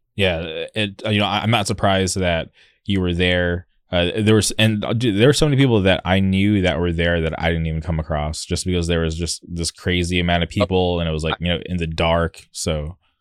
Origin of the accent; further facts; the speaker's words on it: Southern California, United States; I've lived in Southern California my whole life